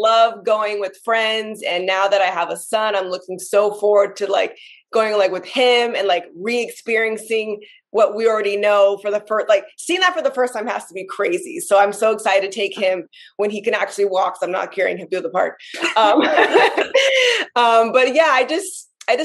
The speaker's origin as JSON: {"language": "English", "town": "Los Angeles", "region": "California", "country": "United States", "said": "I'm from Los Angeles, California, so I'm a Disneyland local"}